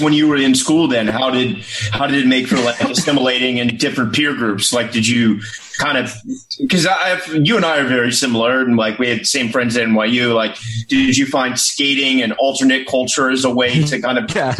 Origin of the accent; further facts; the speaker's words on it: Richmond, Virginia, United States; Like, I grew up in Richmond.